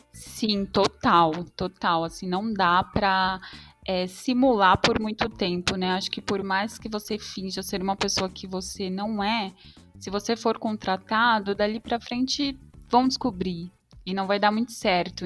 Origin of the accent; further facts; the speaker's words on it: São Paulo, Brazil; sou de São Paulo